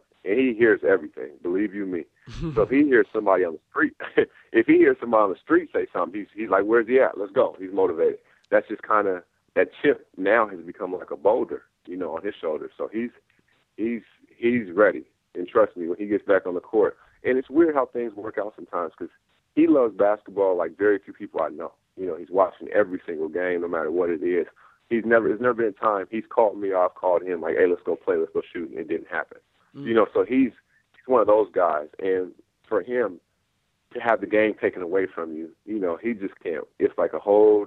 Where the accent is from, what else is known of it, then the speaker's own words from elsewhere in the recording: Seattle, Washington, United States; also born or lived in Inglewood, California; born and bred in Seattle, but I was back and forth between Seattle and Los Angeles